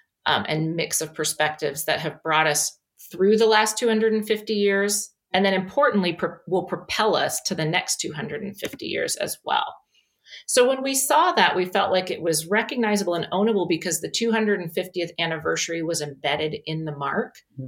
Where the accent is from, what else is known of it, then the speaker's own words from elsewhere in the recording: United States; as an American